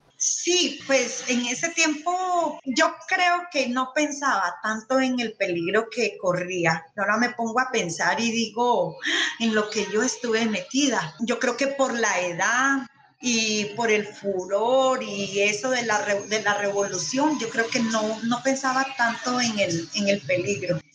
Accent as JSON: {"language": "Spanish", "country": "Nicaragua", "moved": "as an adult", "lives_now": "Colombia", "said": "soy nicaragüense, eh, tengo ya 20 años de vivir en Colombia"}